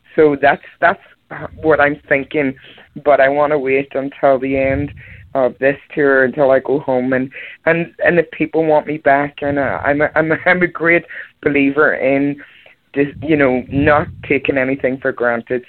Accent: Belfast, Northern Ireland, United Kingdom; I was born in Belfast, Northern Ireland, and uh, I was on the cover scene back home for 25 years in wedding bands.

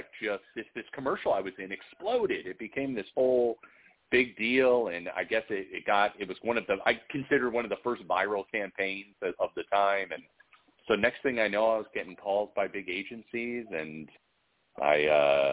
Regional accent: Sarasota, Florida, United States; moved away as an adult; also born or lived in Connecticut / New York; I'm from Connecticut and Florida. When I was a kid and growing up in Sarasota, Florida

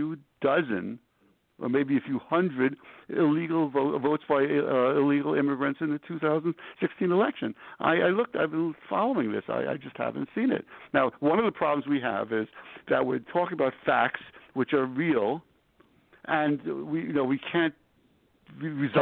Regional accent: New York, United States; I'm from New York. I'm from New York. I'm from New York

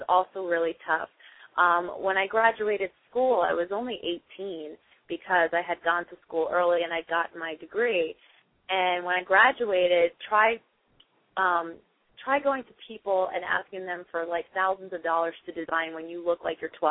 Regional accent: New York City, New York, United States; now in Montclair, United States; I currently reside in Montclair, New Jersey, but I was born in Queens, New York, so I haven't gone that far from my beginnings.

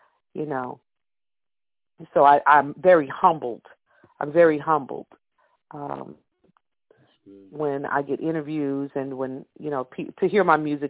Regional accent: Texas, United States; also born or lived in Louisiana; I have roots in Louisiana because my grandmother, great-grandmother, but I was born in Texas.

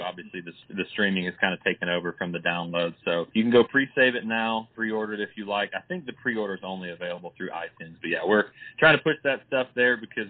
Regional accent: Arkansas, United States; moved away as an adult; now in Nashville, United States; Growing up, I grew up in Arkansas

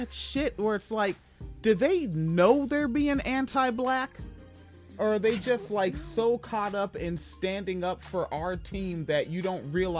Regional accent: West Coast, United States; Like, especially growing up on the West Coast

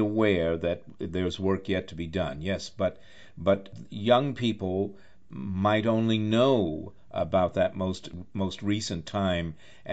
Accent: New York City, New York, United States; also born or lived in Charlottesville, Virginia; I'm a New Yorker, and I'm in New York and D.C. more often than not

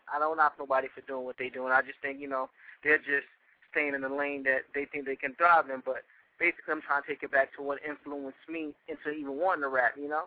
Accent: New York City, New York, United States; now in Virginia, United States; I'm a rapper from Brooklyn, New York, currently residing in Virginia

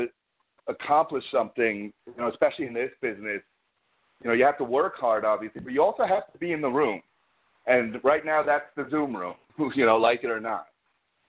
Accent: New York, United States; I'm a New Yorker

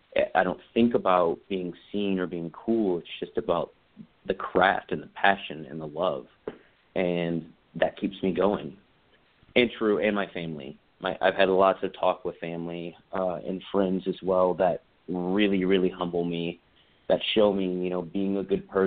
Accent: South Carolina, United States; moved away; also born or lived in Los Angeles; I'm originally from South Carolina and haven't been home for 13 years

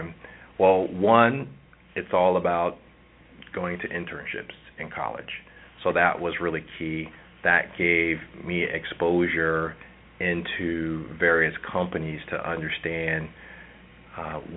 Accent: Philadelphia, Pennsylvania, United States; moved away; I'm originally from Philadelphia

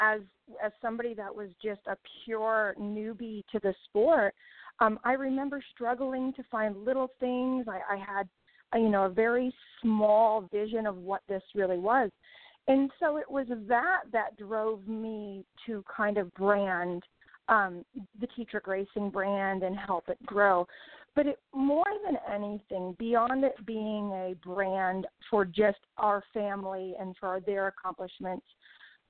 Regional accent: Crete, Illinois, United States; I was born and raised in Cree, Illinois

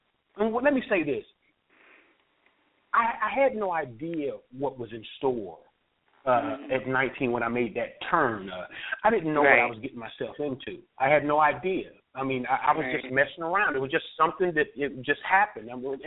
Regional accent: Kansas City, Kansas, United States; Oh, growing up for me, I had a great life. You know, it's really crazy how my life took a turn, but I had a great life. I mean, I was raised by my mother and two grandmothers.

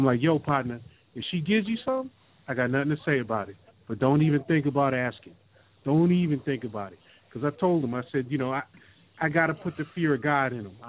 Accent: New York, United States; And I said, I'm from New York.

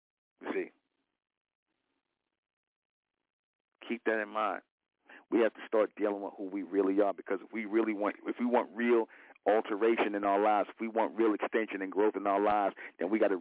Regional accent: United States; We are the real Americans.

